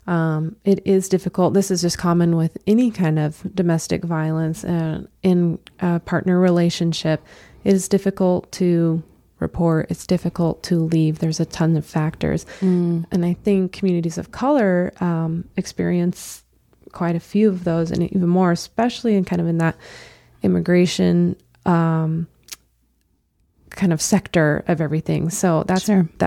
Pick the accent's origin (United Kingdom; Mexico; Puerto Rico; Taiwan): Mexico; English is a second language; I am Mexican. I am from Mexico. My values are strong. My traditions are strong.